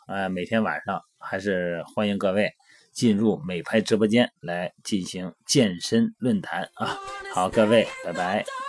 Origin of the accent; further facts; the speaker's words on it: China; 咱们是中国人